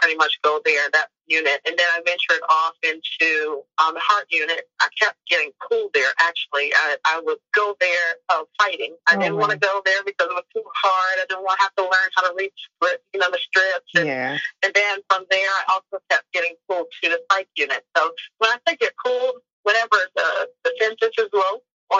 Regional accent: Charleston, South Carolina, United States; born or raised there; moved away as an adult; also born or lived in Norfolk, Virginia; now in Wilmington, United States

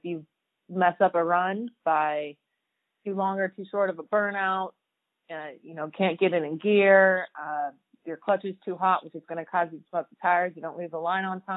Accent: San Bernardino, California, United States; also born or lived in Indianapolis; now in Lake Havasu City, United States; growing up in Southern California by San Bernardino

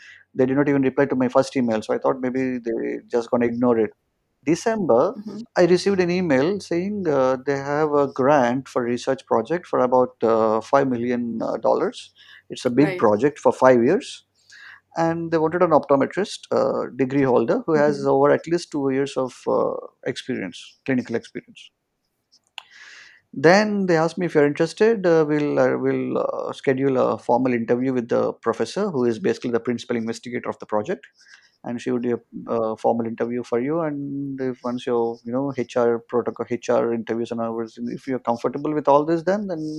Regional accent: India; moved away; I'm an optometrist. I came from India

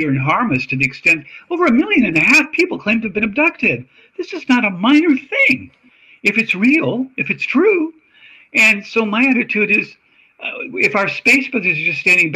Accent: Australia; moved away; I'm from Australia. I lived there as a child.

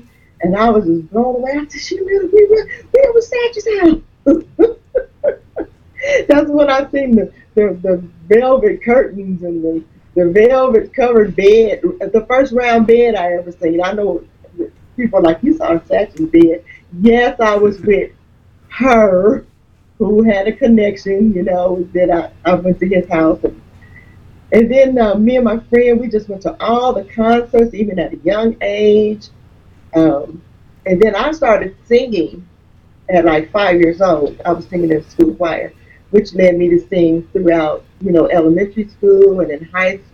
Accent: Dayton, Ohio, United States; I'm originally from Dayton

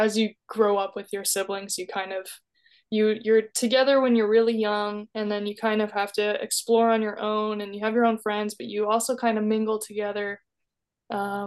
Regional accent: New Brunswick, Canada; now in Toronto, Canada; I was born in New Brunswick

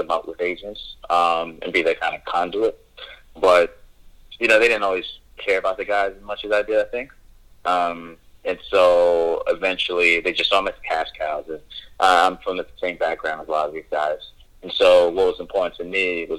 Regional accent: New York, United States; I'm from New York.

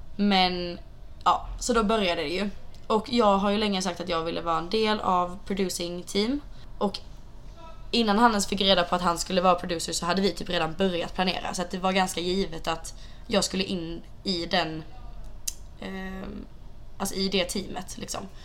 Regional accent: Sweden; now in Santa Monica, United States; vi är hemma i Sverige igen

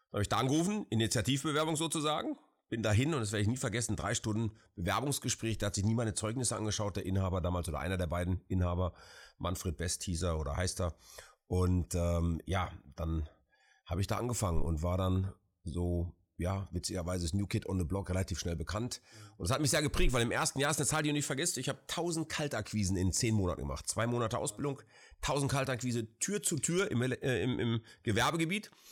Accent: Essen, North Rhine-Westphalia, Germany; auch vielleicht witzig und ein bisschen äh, salopp als Essener Junge gesprochen.

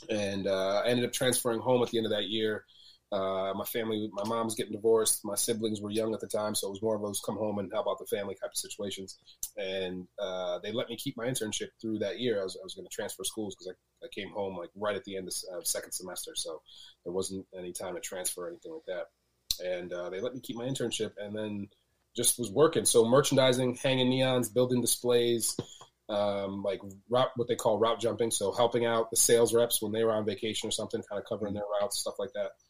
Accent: Connecticut, United States; also born or lived in Jamaica / New Jersey; Uh, we came here from Jamaica, and then we moved from Jamaica to Connecticut, and then Connecticut up to uh, from, um, from, Jamaica to Jersey, and then Jersey to Connecticut. And was up in northern Connecticut.

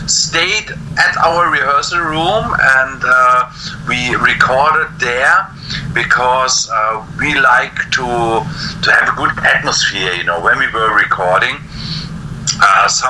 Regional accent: Germany; we in Germany

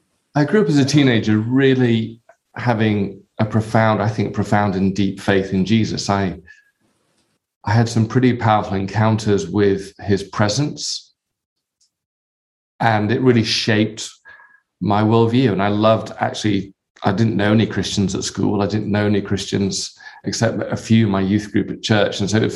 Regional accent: Bradford, Yorkshire and the Humber, United Kingdom; born there; also born or lived in London; I was born in a town called Bradford in the north of England. I don't really sound like I'm from Bradford.

